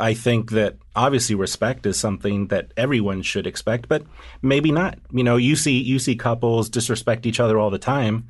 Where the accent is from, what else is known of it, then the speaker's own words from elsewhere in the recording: the South, United States; moved away; also born or lived in Washington, D.C. / New York; my Southern upbringing